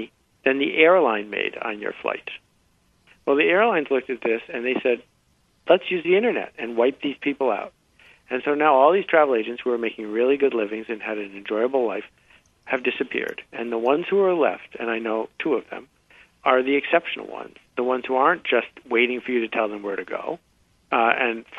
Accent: Buffalo, New York, United States; I grew up in Buffalo, New York

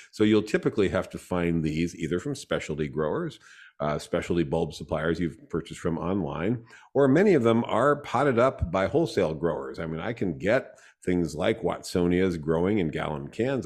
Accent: coastal Southern California, United States; now in Sacramento Valley, United States; coastal Southern California, I grew up in Sunset Zone twenty-four, which is Klingons to the coast

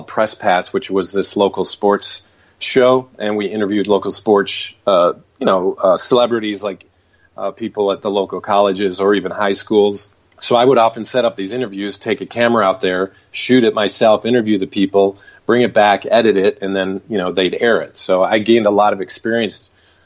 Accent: Michigan, United States; moved away as an adult; now in Los Angeles, United States; I'm originally from Michigan, so I ended up moving out to Los Angeles in the early 90s

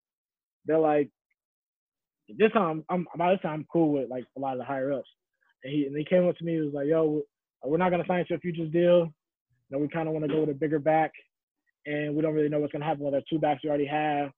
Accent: Chicago, Midwest, United States; moved away; I'm like damn near not even a Midwestern anymore

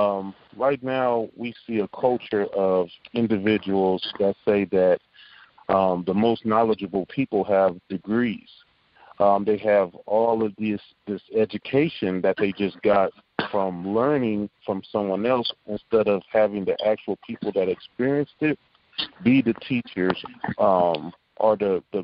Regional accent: Omaha, Nebraska, United States; I grew up in Omaha, Nebraska, on 24th Street in a place called Logan Fontanelle Projects

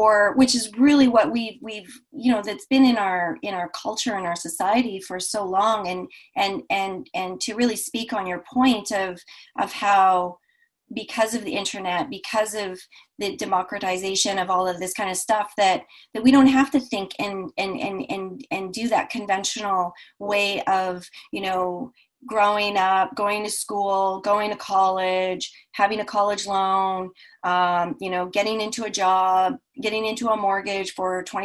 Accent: Vancouver, British Columbia, Canada; I'm from Vancouver, Canada, and up here in the Northwest.

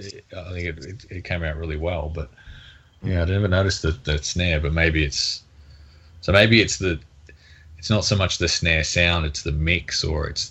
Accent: Australia; I'm Australian

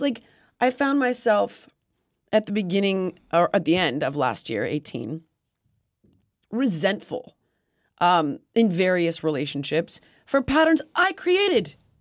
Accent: United States; stupid American, which I am

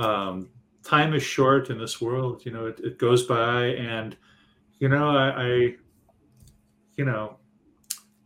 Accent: Detroit, Michigan, United States; I'm from Detroit

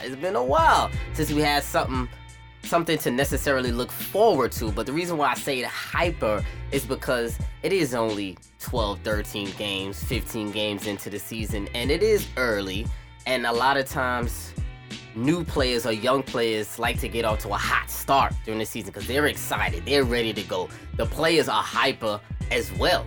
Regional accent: New York City, New York, United States; I'm from Brooklyn, New York

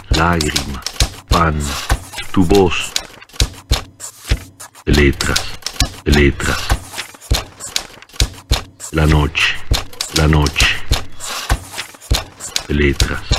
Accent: Santa Fe, Argentina; soy de Santa Fe, ciudad capital de la provincia

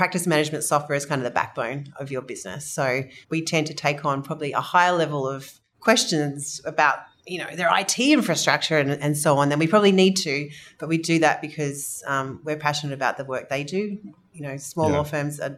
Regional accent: Australia; You can probably tell I'm Australian.

